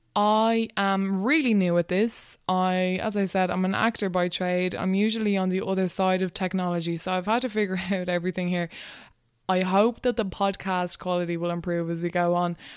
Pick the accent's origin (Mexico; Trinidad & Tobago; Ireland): Ireland; Wexford, Leinster; moved away as an adult; also born or lived in Dublin / Dundalk; I grew up in Wexford, That's where I went to school and everything